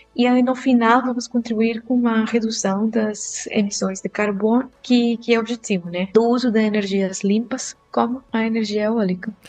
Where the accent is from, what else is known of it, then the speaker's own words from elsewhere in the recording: Costa Rica; Portuguese is a second language; moved away; ainda não descobriram de onde que é meu sotaque, eu sou da Costa Rica.